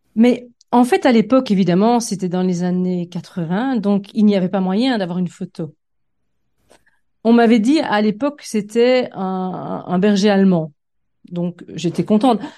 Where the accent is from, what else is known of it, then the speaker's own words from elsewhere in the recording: Liège, Wallonia, Belgium; moved away as an adult; also born or lived in Fontaine / Liverpool, United Kingdom; j'ai fait mes études euh, de primaire dans un petit village euh, qui s'appelait Fontain, enfin qui s'appelle d'ailleurs toujours Fontain dans l'école communale, et mes études secondaires aux Dames de l'instruction chrétienne à Liège.